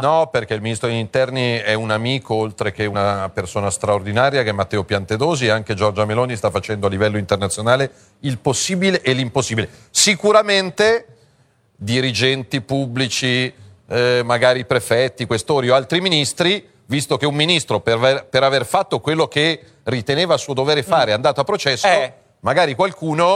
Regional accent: Milan, Lombardy, Italy; da milanese

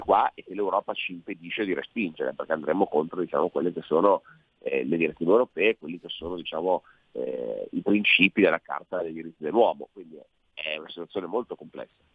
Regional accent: Alessandria, Piedmont, Italy; io abito vicino a Vado, perché io sono di Alessandra

